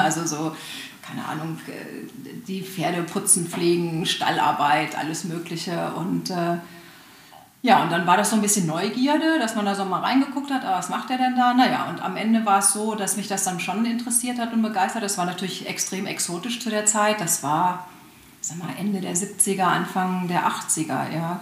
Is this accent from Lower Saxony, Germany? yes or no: yes; Hanover, Lower Saxony, Germany; moved away; also ich bin aus Hannover ursprünglich